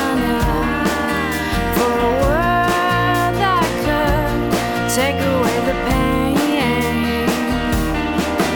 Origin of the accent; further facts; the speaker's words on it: Georgia, United States; I'm from Georgia